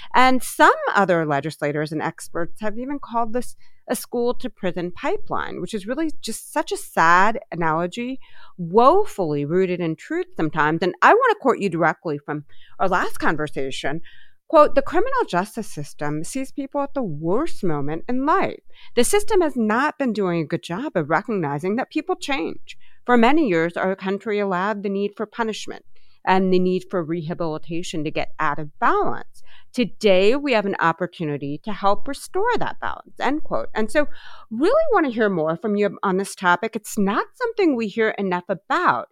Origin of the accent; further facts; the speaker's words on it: Columbus, Ohio, United States; my hometown of columbus ohio